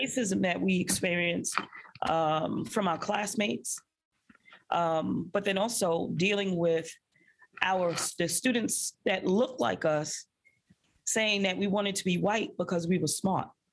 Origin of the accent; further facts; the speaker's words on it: New York City, New York, United States; I grew up in a public housing project called Marlboro Houses um, in the middle of Bensonhurst, Brooklyn